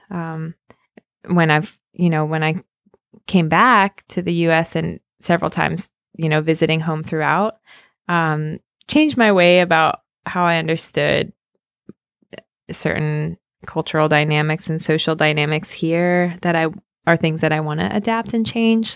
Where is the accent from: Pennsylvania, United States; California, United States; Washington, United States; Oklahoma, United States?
Pennsylvania, United States; Philadelphia; moved away as an adult; also born or lived in Aguascalientes, Mexico; I'm from Philly